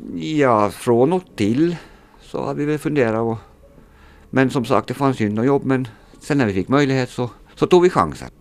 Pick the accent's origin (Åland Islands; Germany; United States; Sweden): Åland Islands; moved away as an adult; now in Närpes, Finland; sedan jag flyttade från Åland